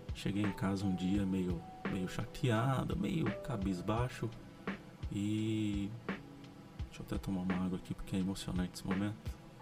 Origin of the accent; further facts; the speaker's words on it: São José dos Campos, São Paulo, Brazil; E durante a infância aqui em São José foi muito legal.